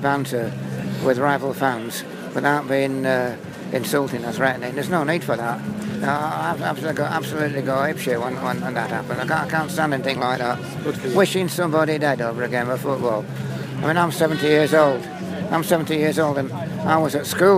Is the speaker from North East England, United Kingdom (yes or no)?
no; Blackpool, North West England, United Kingdom; also born or lived in London / Mallorca; now in South of England, United Kingdom; I'm from Blackpool originally, but right. I live down south now